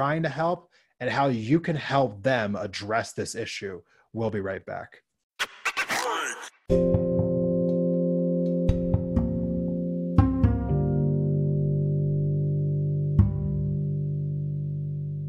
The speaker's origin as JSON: {"language": "English", "region": "Montana", "country": "United States", "tie": "born or raised there", "said": "my home state of Montana"}